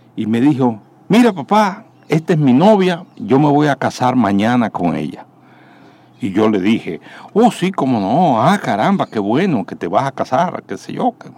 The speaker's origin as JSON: {"language": "Spanish", "country": "Dominican Republic"}